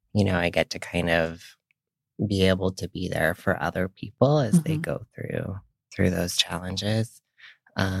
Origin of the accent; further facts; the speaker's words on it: Missoula, Montana, United States; also born or lived in New York; now in San Francisco, United States; I grew up in Missoula, Montana, and I'm an identical twin